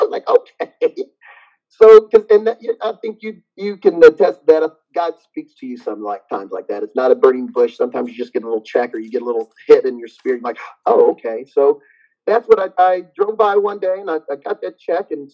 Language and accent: English; Ohio, United States; moved away as an adult; also born or lived in Virginia; I'm originally from Ohio, but I moved from Ohio to Virginia Marine Corps, moved back to Ohio